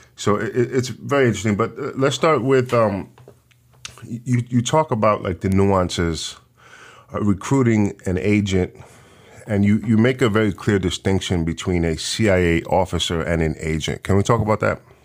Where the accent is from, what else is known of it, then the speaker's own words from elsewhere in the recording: New York City, New York, United States; moved away; also born or lived in the Bronx; I'm from Washington Heights originally